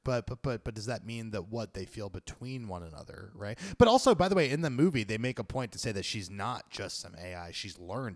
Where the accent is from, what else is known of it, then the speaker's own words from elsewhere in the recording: New York, United States; I'm a New Yorker